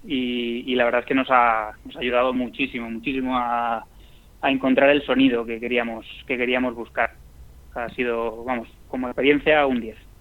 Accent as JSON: {"language": "Spanish", "town": "Madrid", "region": "Community of Madrid", "country": "Spain", "said": "nosotros somos de Madrid"}